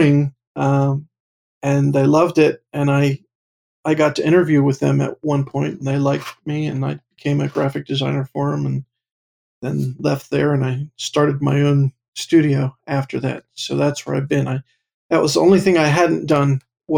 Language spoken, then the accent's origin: English; Pottstown, Pennsylvania, United States; also born or lived in Pittsburgh; I'm originally from Pottstown